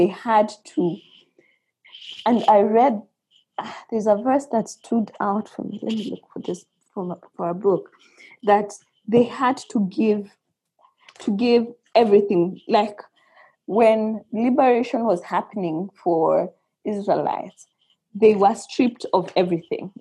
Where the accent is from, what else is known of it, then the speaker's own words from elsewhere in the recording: Kenya; for us in Kenya